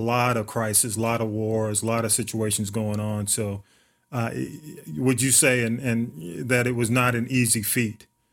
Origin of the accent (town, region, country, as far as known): Atlanta, Georgia, United States; born or raised there